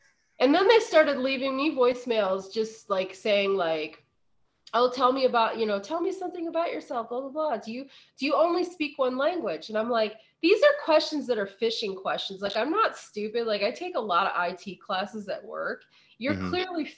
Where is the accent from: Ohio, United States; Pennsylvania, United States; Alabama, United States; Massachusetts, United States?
Ohio, United States; I'm from Ohio.